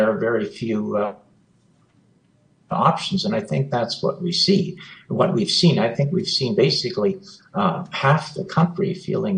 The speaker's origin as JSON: {"language": "English", "country": "Canada", "said": "as a Canadian"}